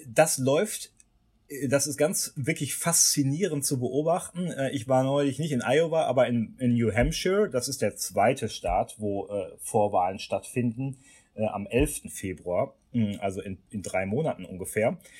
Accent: Germany; bei uns in Deutschland

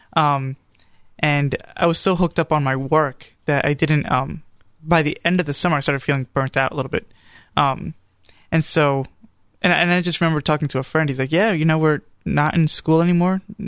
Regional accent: New York, United States; moved away; also born or lived in Charlotte, North Carolina; growing up in New York.

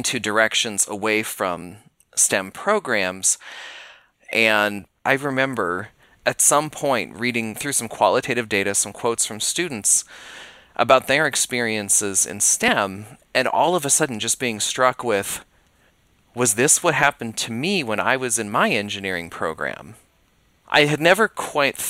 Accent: Billings, Montana, United States; also born or lived in Spokane, Washington; I grew up in Billings, Montana, which is only a two-hour drive from where Montana State is located in Bozeman

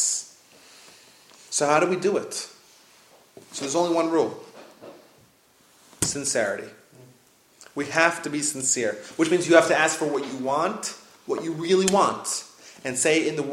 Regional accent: New York, United States; I grew up in New York

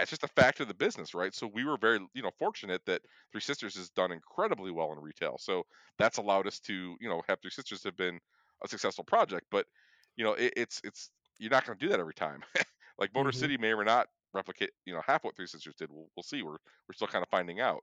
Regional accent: Michigan, United States; we're from Michigan both of us

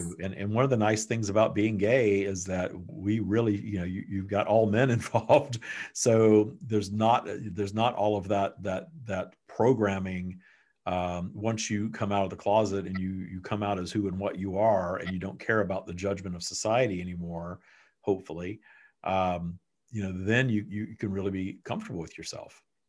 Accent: Texas, United States; the sodomy laws that were around until not long ago in my home state of Texas and other places.

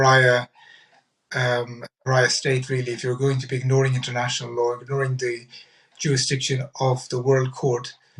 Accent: Ireland; as an Irish citizen

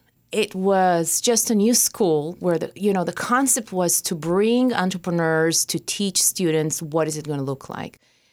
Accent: Israel; I grew up in Israel, so I experienced, five wars, terror attacks? I learned survival from the day I was born.

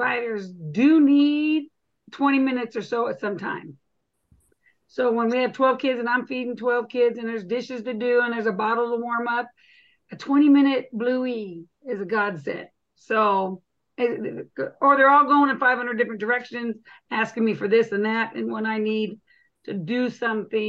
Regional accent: Arizona, United States; also born or lived in Washington State; now in Washington, United States; I'm originally from Arizona

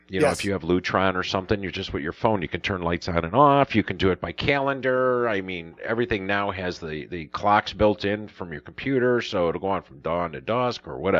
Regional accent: Chicago, Illinois, United States; growing up in Chicago and knowing what rush hour is

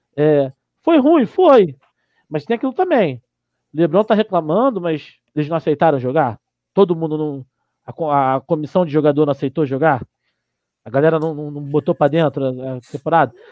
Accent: Brazil; also born or lived in Curitiba; A gente é brasileiro

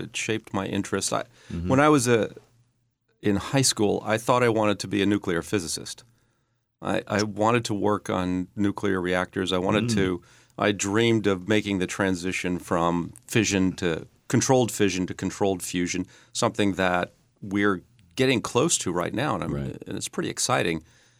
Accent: Eugene, Oregon, United States; born there; I was born in Eugene, Oregon.

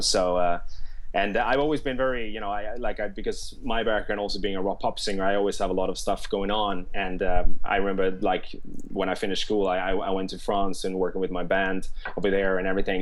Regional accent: Stockholm, Stockholm County, Sweden; moved away as an adult; now in London, United Kingdom; I studied in in Stockholm, uh, where I'm born and raised

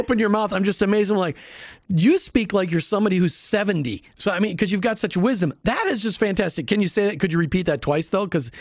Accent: Minneapolis, Minnesota, United States; moved away; I grew up in Minneapolis

